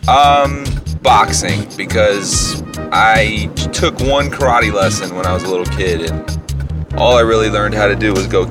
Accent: Tampa, Florida, United States; also born or lived in Miami; now in Southwest Florida, United States; I was born in Miami, grew up in the Tampa area, specifically a place called Ybor City area

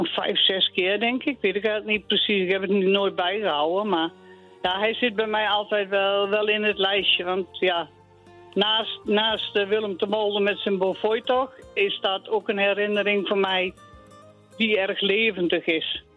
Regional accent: Achterhoek, Gelderland, Netherlands; now in Tiel, Netherlands; ik kom oorspronkelijk uit Achterhoek

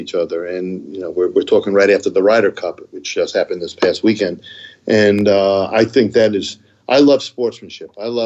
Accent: New Rochelle, New York, United States; moved away as an adult; also born or lived in Columbus, Ohio; now in Stamford, United States; I grew up in New Rochelle, New York, Westchester County

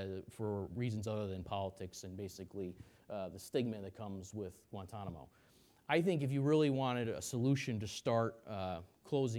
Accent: New York, United States; I'm a New Yorker, I'm from New York

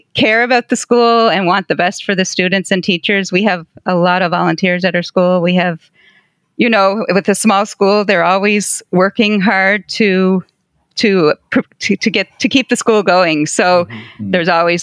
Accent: Prince Edward Island, Canada; also born or lived in Windsor, Ontario; I was born on Prince Edward Island, so I am an Islander

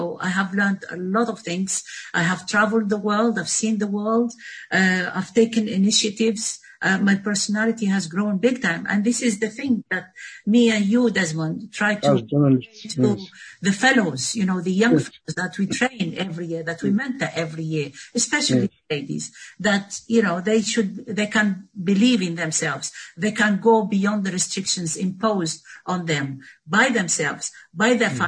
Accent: Tunisia; English is a second language; now in London, United Kingdom; I come from Tunisia

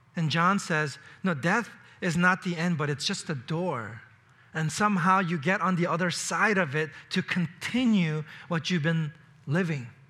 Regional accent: New York City, New York, United States; moved away; I grew up in New York City

